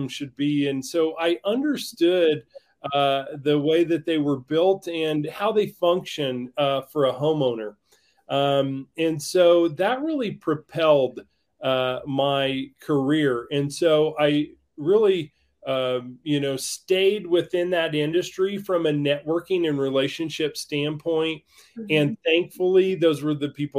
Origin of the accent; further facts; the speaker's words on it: Greencastle, Indiana, United States; moved away as an adult; now in Breckenridge, United States; humble beginnings in Greencastle, Indiana